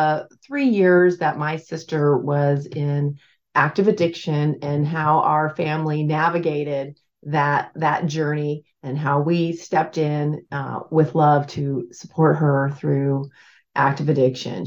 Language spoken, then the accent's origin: English; Alaska, United States; I am from Alaska